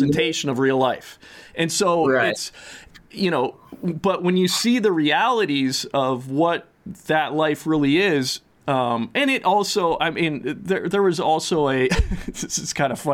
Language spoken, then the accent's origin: English; Minnesota, United States; as a Minnesotan